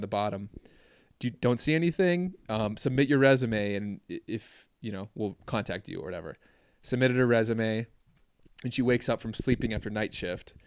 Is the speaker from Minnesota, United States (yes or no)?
yes; Minneapolis, Minnesota, United States; moved away as an adult; also born or lived in Duluth, Minnesota; where I grew up in the Twin Cities